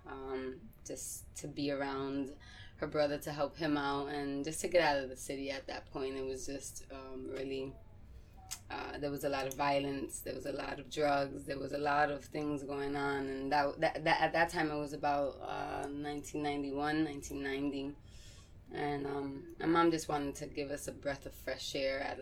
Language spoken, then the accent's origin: English; Massachusetts, United States; also born or lived in New York; from being away from New York as a child going and growing up in Massachusetts